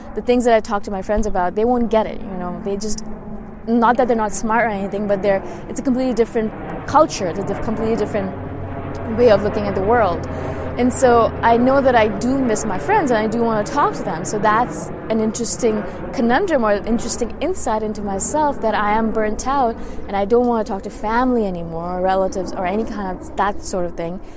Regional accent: India; moved away; I'm originally from India, and a lot of them are still back home

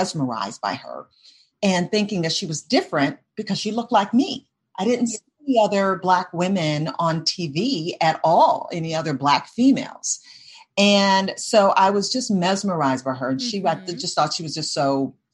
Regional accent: Detroit, Michigan, United States; moved away; also born or lived in Atlanta; So when I grew up in Detroit, Michigan

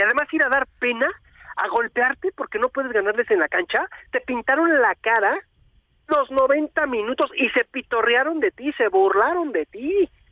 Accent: Mexico; como mexicanos

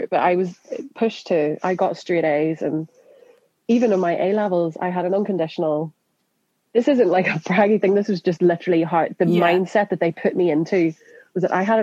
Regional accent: Northern Ireland, United Kingdom; moved away as an adult; also born or lived in Scotland; now in London, United Kingdom; in Northern Ireland, I'm not from Belfast

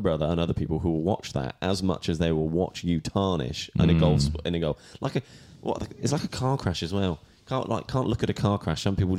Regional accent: Hereford, West Midlands, United Kingdom; born or raised there; moved away

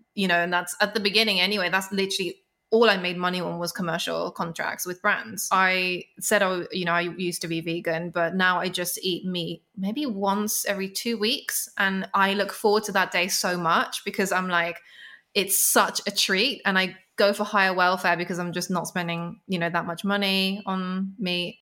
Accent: London, United Kingdom; I grew up in London. Uh, it's such a musical city. And at the time, not so much now, but there were so many small venues. You know, I grew up around Camden.

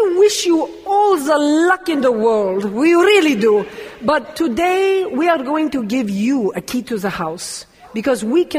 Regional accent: Fort Lauderdale, Florida, United States; thousands of Cubans flooded into my hometown, Fort Lauderdale, Florida.

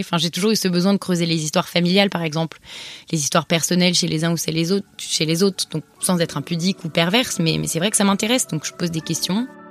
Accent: Paris, Île-de-France, France; first language French; moved away as an adult; also born or lived in Montreal; j'ai 26 ans et j'ai grandi à Paris avec mes parents et mon frère Anton

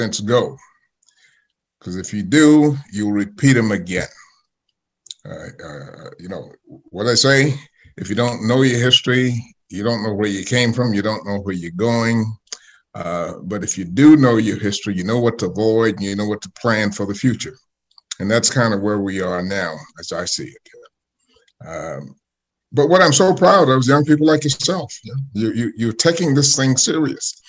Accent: Sumter, South Carolina, United States; We grew up together in Sumter, South Carolina.

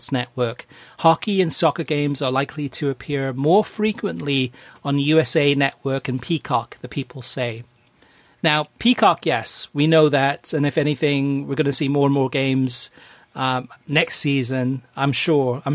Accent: United Kingdom; growing up in Great Britain in the 1970s and early 80s

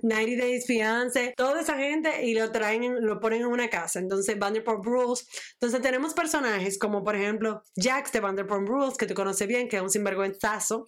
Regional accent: Dominican Republic; yo soy dominicana

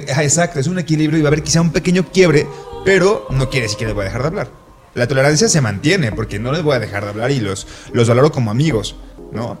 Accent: Colima, Mexico; yo soy de Colima, Colima está a la playa y la playa queda 40 minutos

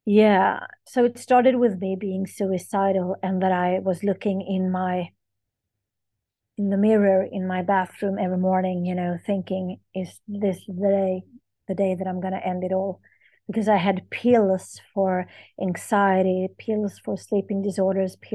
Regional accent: Sweden; I am from Sweden

